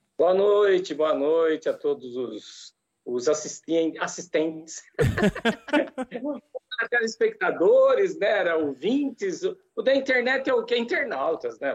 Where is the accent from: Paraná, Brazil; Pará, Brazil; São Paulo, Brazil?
São Paulo, Brazil; Jaú; moved away as an adult; eu sou de Jaú, interior de estado também, capital do calçado feminino